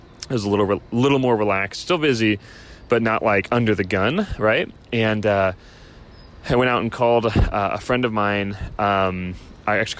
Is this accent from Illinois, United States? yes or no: yes; Chicago, Illinois, United States; now in Southern California, United States; I grew up in Chicago